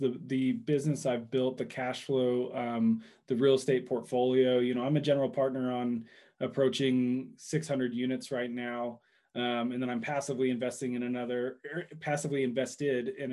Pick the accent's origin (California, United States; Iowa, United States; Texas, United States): Texas, United States; Dallas; I grew up in Dallas.